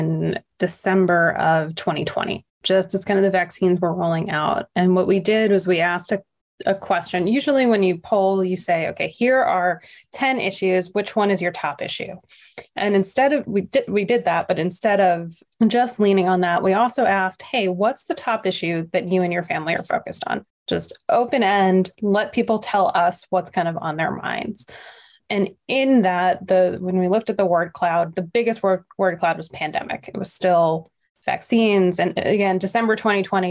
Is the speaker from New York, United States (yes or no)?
yes; Nassau County, New York, United States; we're both from Nassau County, New York